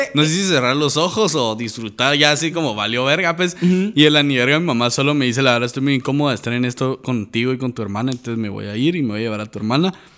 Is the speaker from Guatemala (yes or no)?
yes; Guatemala; En Guatemala tenemos